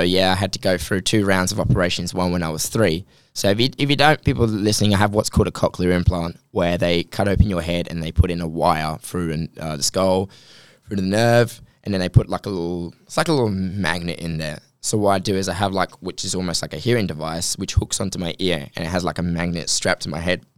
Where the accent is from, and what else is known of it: Australia